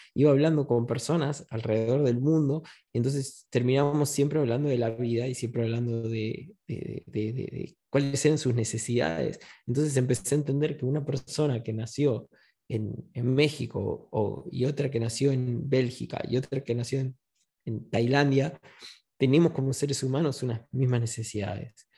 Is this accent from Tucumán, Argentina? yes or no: no; Buenos Aires, Argentina; now in Spain; Yo nací en 1980 en Buenos Aires, eh, pasé una infancia feliz